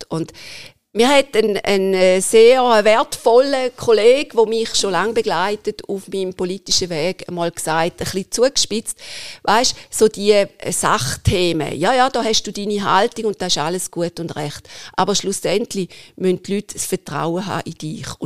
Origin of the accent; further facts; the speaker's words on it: Wattwil, St. Gallen, Switzerland; born there; ich ich bin in Wattil geboren und wir verbinden unsere Freizeit und unsere Ferien vorwiegend im Obertoggenburg.